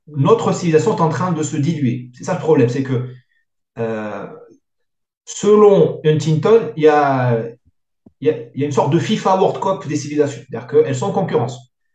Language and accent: French; Morocco; now in France; Il y avait beaucoup d'indiscipline chez nous au Maghreb